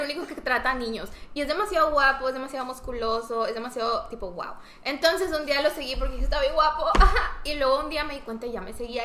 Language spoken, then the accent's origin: Spanish; Mexico; soy de México